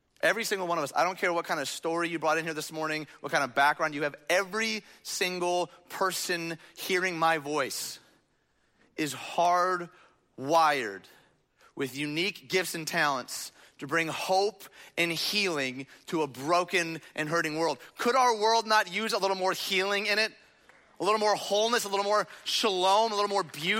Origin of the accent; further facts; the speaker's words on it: outside Detroit, Michigan, United States; the little church that I grew up in outside Detroit